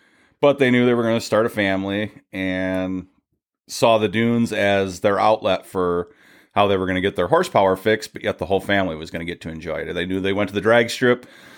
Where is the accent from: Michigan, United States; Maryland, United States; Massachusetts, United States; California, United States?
Michigan, United States; Clarkston; moved away; I'm from Michigan. I grew up in Clarkston, Michigan, actually. Pine Knob Music Theater was pretty much my backyard growing up.